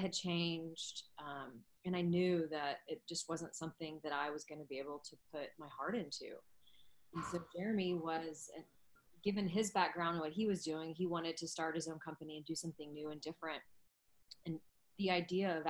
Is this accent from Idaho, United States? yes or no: no; Dallas, Texas, United States; moved away as an adult; also born or lived in Arizona / Jakarta, Indonesia; I was born and raised in Dallas